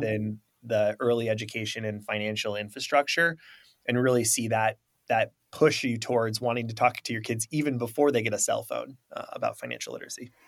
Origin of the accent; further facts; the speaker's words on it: Traverse City, Michigan, United States; I'm from the Midwest, you know, Traverse City, Michigan